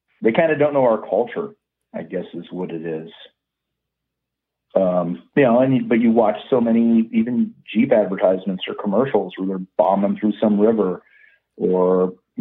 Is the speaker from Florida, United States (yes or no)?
no; Yosemite, California, United States; growing up in Yosemite